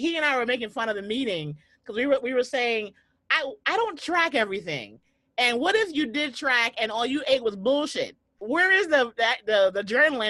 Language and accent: English; New York City, New York, United States; I'm a New Yorker